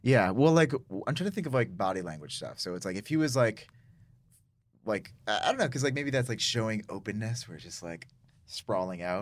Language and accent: English; Syracuse, New York, United States; I'm from Syracuse, uh, which is upstate New York